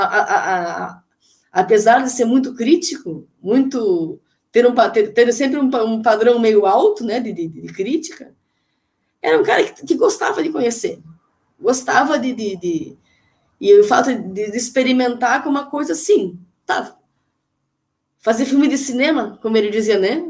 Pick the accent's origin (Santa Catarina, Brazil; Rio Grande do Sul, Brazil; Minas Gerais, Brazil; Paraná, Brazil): Santa Catarina, Brazil; Joaçaba; eu sou de Joaçaba, que é, sou conterrânea dos Ganzelo